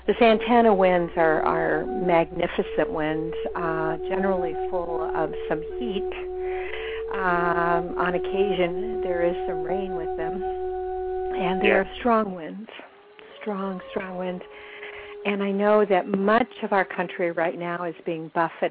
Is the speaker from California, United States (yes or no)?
yes; Whittier, California, United States; I grew up in Whittier